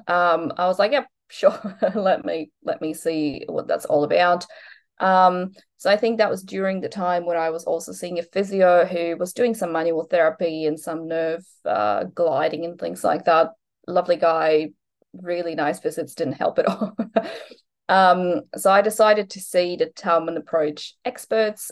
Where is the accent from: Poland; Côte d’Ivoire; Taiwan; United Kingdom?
Poland; moved away as an adult; now in Australia; I'm originally from Poland, so I moved to Australia when I was 19